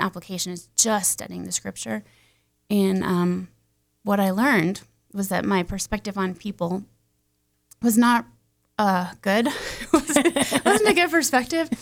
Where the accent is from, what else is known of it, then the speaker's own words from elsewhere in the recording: Castle Rock, Colorado, United States; I grew up mostly in Colorado, um, Castle Rock, Franktown area.